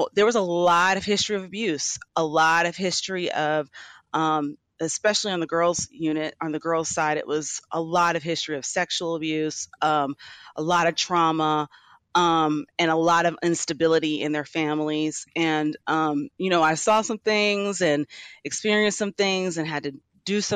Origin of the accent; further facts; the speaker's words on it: Atlanta, Georgia, United States; I'm from Atlanta, Georgia